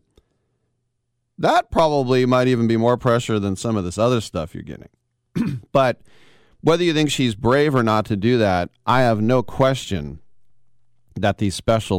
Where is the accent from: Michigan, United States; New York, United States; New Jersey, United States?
Michigan, United States; Oakland; I'm from Oakland, too